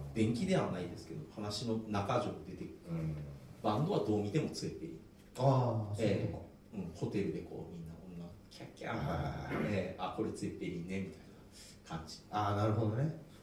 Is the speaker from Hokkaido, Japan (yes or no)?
no; Osaka, Japan; 僕なんかは大阪の出身